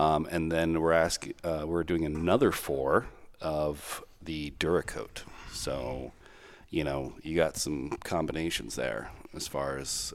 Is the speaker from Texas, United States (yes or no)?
yes; Texas, United States; moved away; I'm from Texas